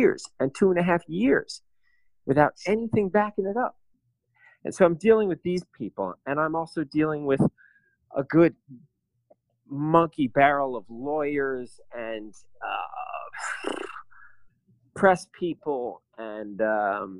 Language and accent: English; New York, United States; now in Berlin, Germany; as an American, as a New Yorker, even